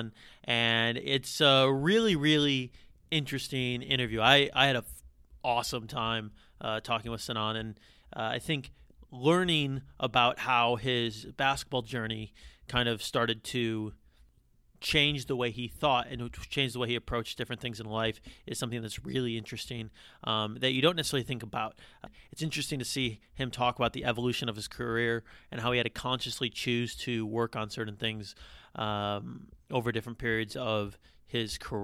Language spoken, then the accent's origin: English; United States; accent: American; my American accent